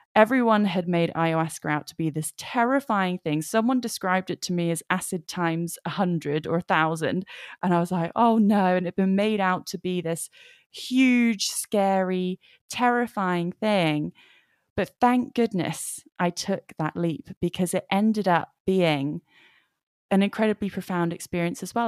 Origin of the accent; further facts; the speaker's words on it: England, United Kingdom; I am from England. I'm in England right now